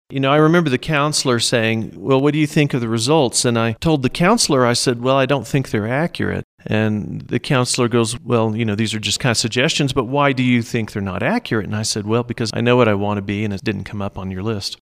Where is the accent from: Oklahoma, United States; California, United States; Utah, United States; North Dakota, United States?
Oklahoma, United States; Norman; moved away as an adult; now in San Luis Valley, United States; I was born and raised in Norman, Oklahoma, which is just south of Oklahoma City